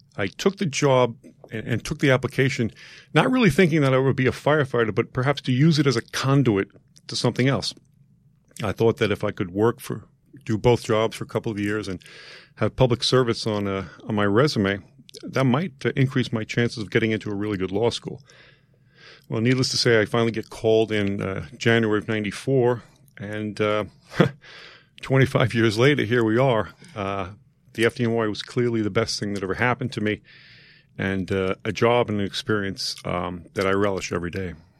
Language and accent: English; New York City, New York, United States; I grew up in Queens, uh, within the confines of, uh, Saint Teresa's Parish.